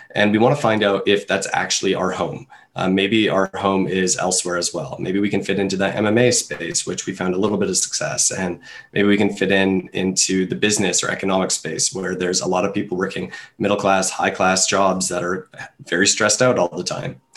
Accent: Canada; I'm a Canadian

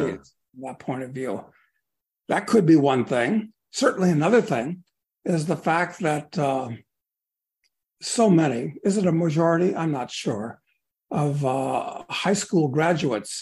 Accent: Chicago, Illinois, United States; I grew up in Chicago

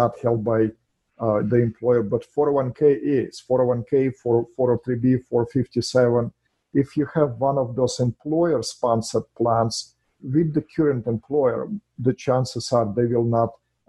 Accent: Russia; English is a second language; moved away as an adult; now in United States; I'm an immigrant in this country from Russia

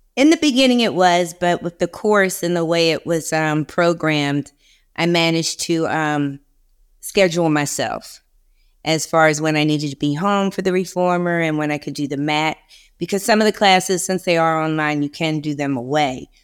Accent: Philadelphia, Pennsylvania, United States; now in Charleston, United States; I'm originally from Philadelphia

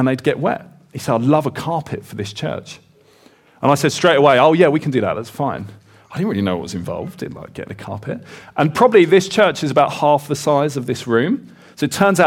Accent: Kent, South East England, United Kingdom; I grew up in Kent in the southeast

